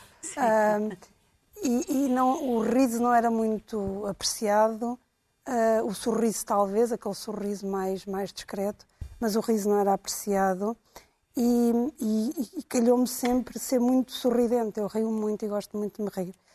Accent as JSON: {"language": "Portuguese", "country": "Angola", "tie": "born or raised there", "moved": "yes", "said": "eu cresci em Angola"}